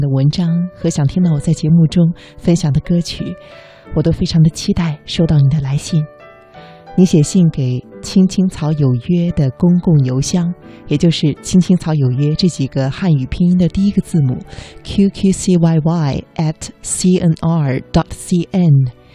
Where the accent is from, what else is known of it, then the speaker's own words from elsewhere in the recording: Xuzhou, Jiangsu, China; moved away as an adult; now in Beijing, China; 我的家乡江苏徐州呢，也是深深地欢迎你